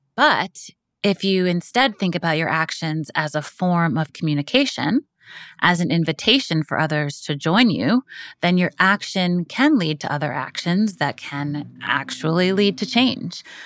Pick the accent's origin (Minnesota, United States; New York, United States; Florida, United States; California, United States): New York, United States; New York City; I'm from Brooklyn